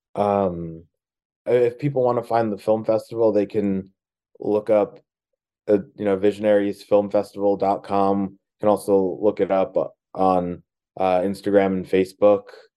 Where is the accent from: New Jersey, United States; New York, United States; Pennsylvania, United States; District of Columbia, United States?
New Jersey, United States; moved away as an adult; now in Los Angeles, United States; I grew up in New Jersey, but I moved to uh, Los Angeles last year.